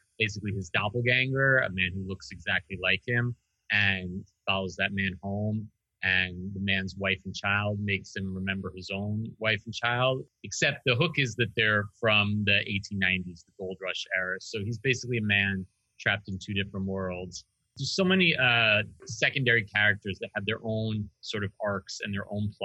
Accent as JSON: {"language": "English", "town": "New York City", "region": "New York", "country": "United States", "tie": "born or raised there", "said": "I grew up in New York City, not in Manhattan"}